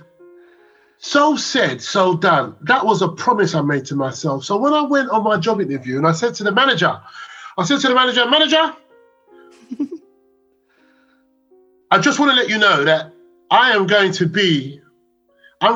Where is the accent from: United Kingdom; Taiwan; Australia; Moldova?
United Kingdom; London; I'm a Londoner